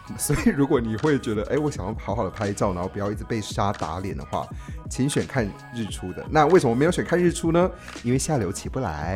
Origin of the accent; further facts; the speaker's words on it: Taiwan; 我们是从台湾来的